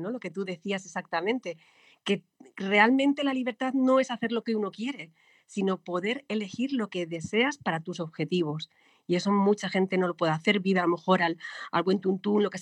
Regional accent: Spain; moved away as an adult; yo terminé la carrera, me fui de España, eh, visité un montón de países, viví en un montón de lugares.

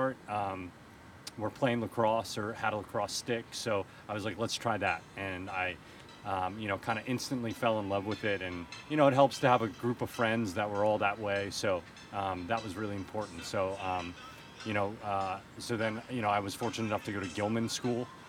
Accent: Baltimore, Maryland, United States; moved away as an adult; also born or lived in California; now in Houston, United States; I grew up in the Mecca of Baltimore, Maryland, so just north of the city

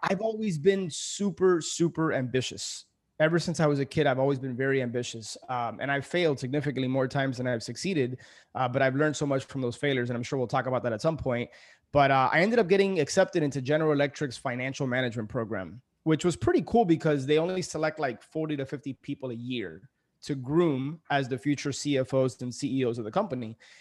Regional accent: Miami, Florida, United States; also born or lived in New York City; I ended up moving back into my parents' house. So, I, I moved from New York City back to Miami.

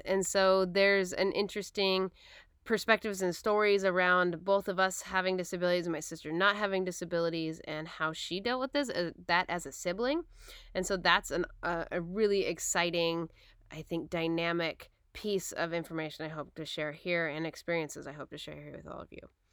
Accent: Portland, Oregon, United States; moved away; also born or lived in Battle Ground, Washington; I grew up in Portland, Oregon, and then I went to school up in Battleground, Washington

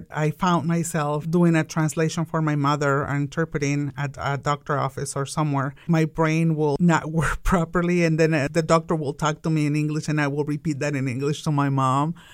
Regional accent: Wichita, Kansas, United States; You know, I'm from Wichita because that's my home and that's where I'm coming from.

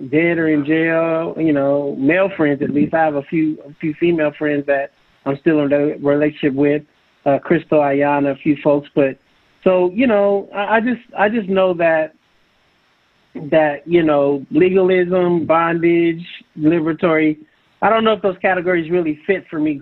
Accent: San Francisco, California, United States; I grew up in San Francisco.

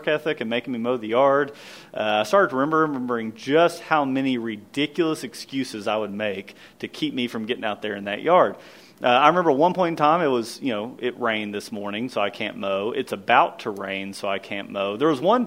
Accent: Kentucky, United States; I grew up in Kentucky

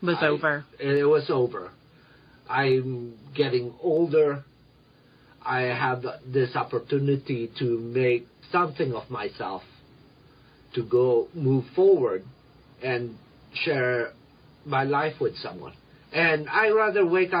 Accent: Reno, Nevada, United States; English is a second language; moved away as an adult; also born or lived in Philippines; now in Denver, United States; growing up in Reno, Nevada

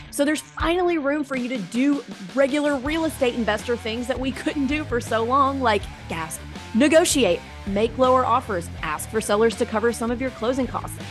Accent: Mississippi Delta, United States; moved away; when I grew up in the Mississippi Delta, we had 45 acres was my backyard

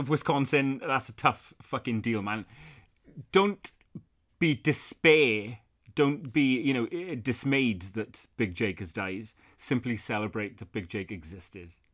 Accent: South Wales, United Kingdom; where I grew up in South Wales, we had, like, fields behind the house where people would keep horses

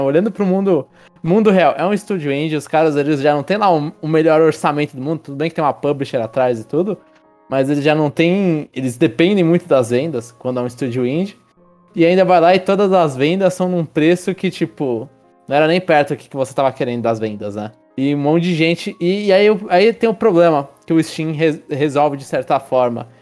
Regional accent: Brazil; eu sou brasileiro

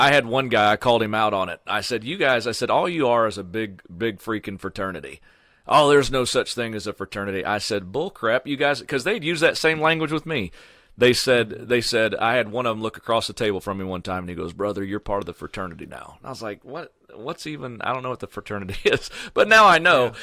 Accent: Sullivan, Missouri, United States; which is my hometown, Sullivan, Missouri

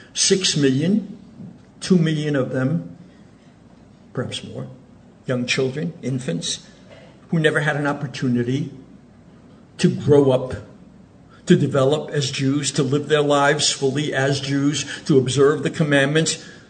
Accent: Zurich, Switzerland; now in Oceanside, United States; So I was born in Switzerland. My father was a rabbi in Zurich.

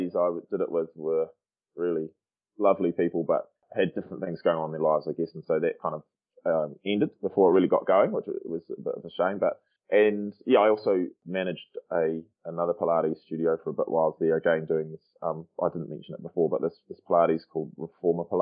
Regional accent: Timaru, Canterbury, New Zealand; moved away as an adult; also born or lived in Dunedin / Wellington; I'm born and bred in Timaru, South Island, 2 hours south of Christchurch there on the east coast of South Island.

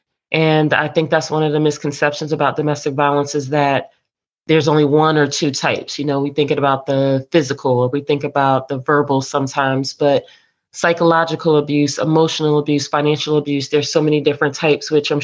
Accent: New Jersey, United States; now in Hampton Roads, Virginia, United States; I am originally from New Jersey, and I reside here in Hampton Roads area of Virginia

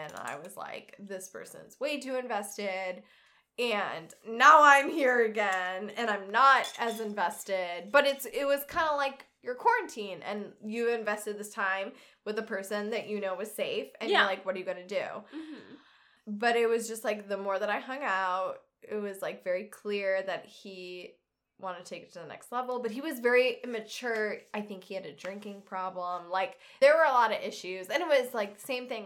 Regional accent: Naperville, Illinois, United States; now in Yorkville, United States; I'm from Naperville, but I currently live with my family out in Yorkville

